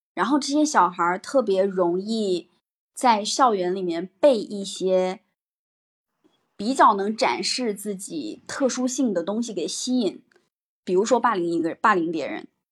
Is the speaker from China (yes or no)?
yes; Hebi, Henan, China; 我的家乡，我的家乡，啊，具体的地方是河南鹤壁